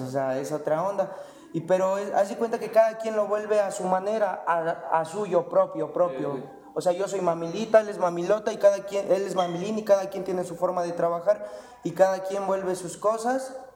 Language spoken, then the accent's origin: Spanish; Calpulalpan, Tlaxcala, Mexico; somos de Calculalpan